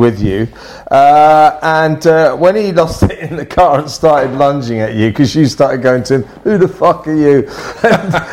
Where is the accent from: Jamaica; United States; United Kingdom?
United Kingdom; England; I'm a boy from England